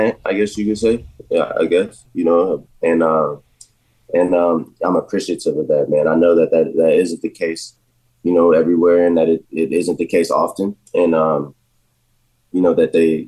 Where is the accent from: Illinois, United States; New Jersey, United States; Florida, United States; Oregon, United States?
Florida, United States; Jacksonville; moved away; for all the years that I've been growing up in Jacksonville